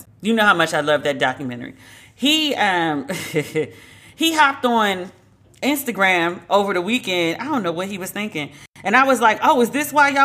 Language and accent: English; United States; accent: American; my American accent